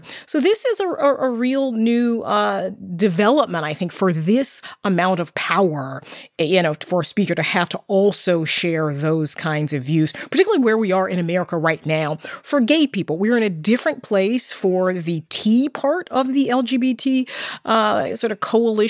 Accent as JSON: {"language": "English", "region": "the South", "country": "United States", "tie": "born or raised there", "said": "I grew up in the South"}